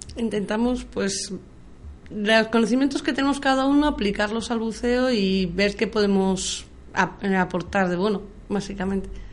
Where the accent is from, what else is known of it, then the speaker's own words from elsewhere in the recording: Madrid, Community of Madrid, Spain; soy madrileña y estaba aquí en Madrid